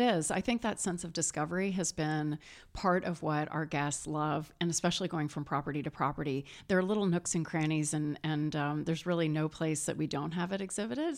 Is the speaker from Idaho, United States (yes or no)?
no; St. Louis, Missouri, United States; that's my hometown. That was where I was, where I was born